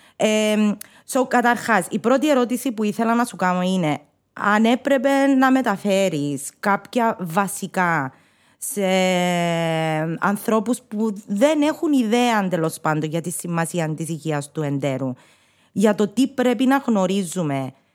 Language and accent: Greek; Cyprus; accent: Cypriot; first language Greek; να τα πούμε αλλά κυπριακά